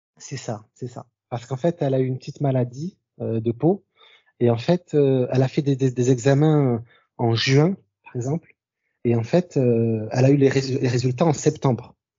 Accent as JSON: {"language": "French", "country": "France", "said": "famille d'origine algérienne, et voilà, je vis en France, euh, je suis, je suis français"}